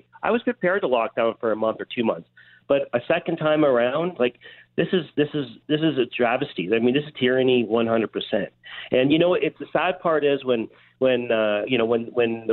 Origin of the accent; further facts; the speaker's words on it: Toronto, Ontario, Canada; now in Minden, Canada; I grew up in Toronto. I moved up north to Cottage Country.